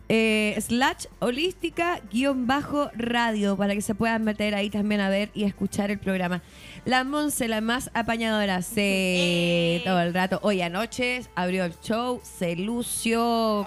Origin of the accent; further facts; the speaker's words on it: Chile; somos los chilenos y las chilenas